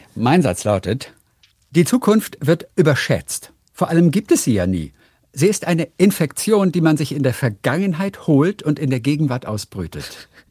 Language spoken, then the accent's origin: German; Northern Germany, Germany; ich komme aus, aus Norddeutschland